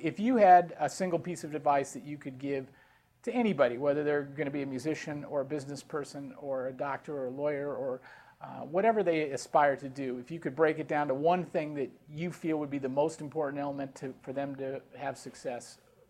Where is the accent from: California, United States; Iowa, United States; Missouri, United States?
California, United States; San Francisco; moved away; I'm from San Francisco